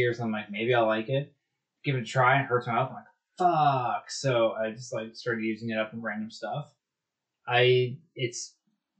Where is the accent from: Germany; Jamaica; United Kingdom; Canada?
Canada; as a Canadian